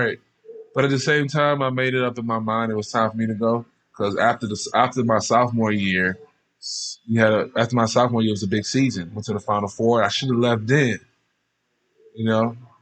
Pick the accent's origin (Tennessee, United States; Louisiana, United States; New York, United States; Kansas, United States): Louisiana, United States; Baton Rouge; now in Las Vegas, United States; I grew up in probably one of the roughest parts of Baton Rouge